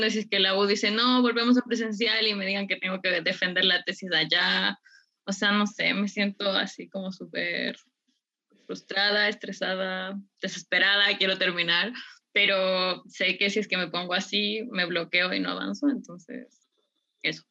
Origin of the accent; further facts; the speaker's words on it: Ecuador; moved away as an adult; yo soy de Ecuador, entonces por la pandemia tuve que volver a, a mi casa